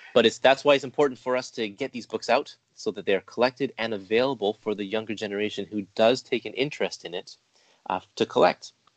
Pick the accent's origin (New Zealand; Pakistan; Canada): Canada; Me being Canadian myself